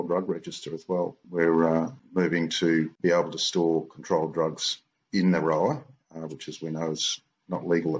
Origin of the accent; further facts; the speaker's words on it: Perth, Western Australia, Australia; I am a pharmacist from Perth, lived here all my life